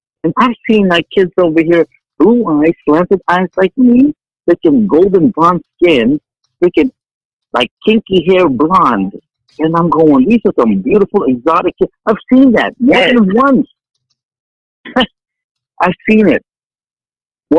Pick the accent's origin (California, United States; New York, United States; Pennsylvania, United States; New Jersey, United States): California, United States; Vallejo; also born or lived in Philippines; now in Hawaii, United States; I grew up in Vallejo, California. I remember in middle school, it was a Filipino and black rumble every damn year